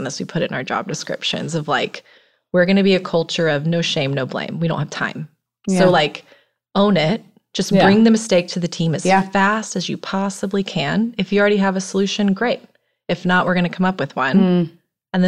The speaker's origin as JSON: {"language": "English", "town": "Tallahassee", "region": "Florida", "country": "United States", "tie": "born or raised there", "also_born_or_lived": "New York City", "moved": "as an adult", "said": "I grew up in Tallahassee, went to university there"}